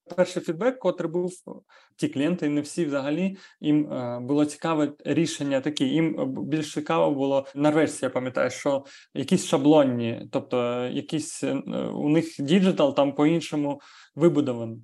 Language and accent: Ukrainian; Ukraine; ми з України